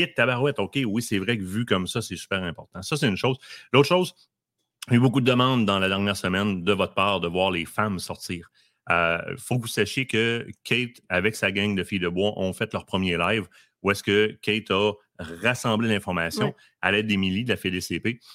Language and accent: French; Quebec, Canada; On est québécois et fiers de l'être